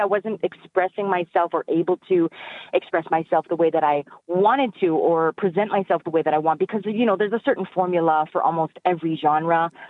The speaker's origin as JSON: {"language": "English", "region": "northern Alberta", "country": "Canada", "moved": "yes", "lives_now": "Edmonton, Canada", "said": "I'm originally from the Treaty 8 territory in northern Alberta"}